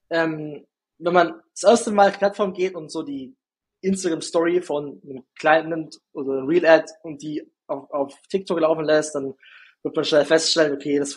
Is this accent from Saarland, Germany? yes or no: no; Günzburg, Bavaria, Germany; accent: Günzburg dialect; now in Ulm, Germany; Ich komme ja nicht aus Ulm direkt, sondern man hört es ja so ein bisschen meinem. Mhm. Ich, ich habe jetzt keinen krassen Dialekt mehr, aber ich, hab, ich bekomme es nicht raus.